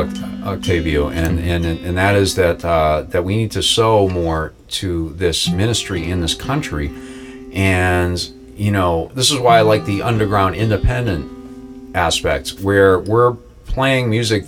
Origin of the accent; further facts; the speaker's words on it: Boston, Massachusetts, United States; I'm from Boston